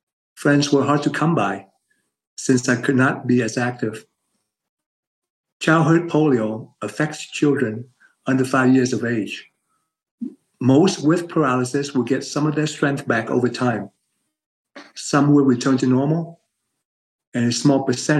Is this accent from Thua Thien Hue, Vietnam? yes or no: no; Ho Chi Minh City, Vietnam; moved away; I was born in Saigon, now known as Ho Chi Minh City, Vietnam